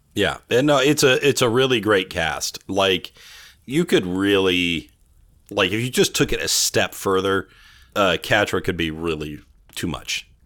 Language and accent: English; Bakersfield, California, United States; now in Arizona, United States; I grew up in Bakersfield, California